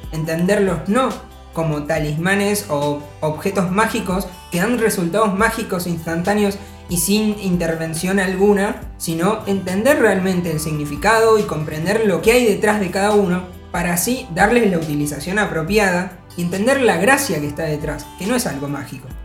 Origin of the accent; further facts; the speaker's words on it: Argentina; nuestra realidad, incluso como argentinos